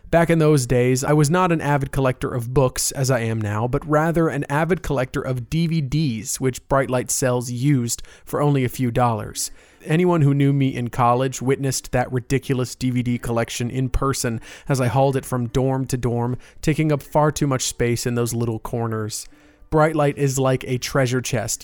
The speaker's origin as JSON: {"language": "English", "town": "Winter Park", "region": "Florida", "country": "United States", "said": "my hometown shop. It's nestled on the north end of Park Avenue in Winter Park, right where I went to college."}